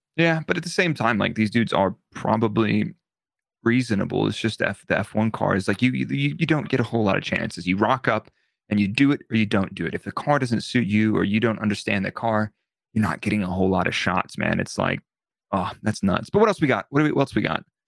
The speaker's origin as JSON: {"language": "English", "country": "United States", "said": "being an American"}